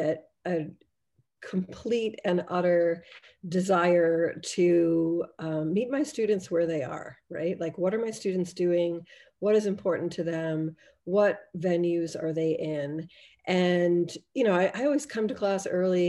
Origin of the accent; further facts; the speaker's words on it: Boston, Massachusetts, United States; moved away as an adult; also born or lived in Cambridge, England / Oshawa, Canada; now in Canada; I grew up in Boston